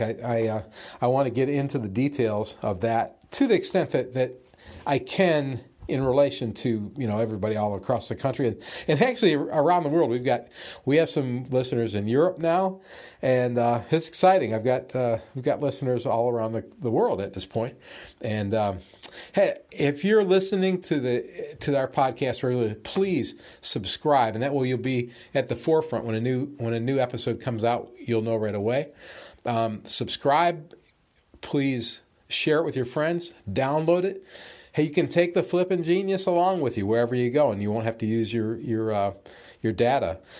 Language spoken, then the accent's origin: English; Alabama, United States; my home state, Alabama